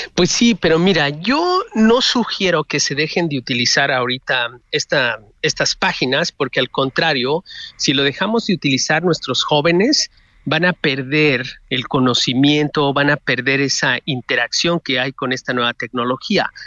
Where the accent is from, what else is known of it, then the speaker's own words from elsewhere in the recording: Mexico; moved away; sí me preocupa México como mexicano en el exterior